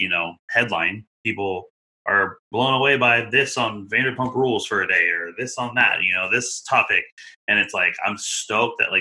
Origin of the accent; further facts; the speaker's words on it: Oregon, United States; I grew up in Oregon, you know, majority of my time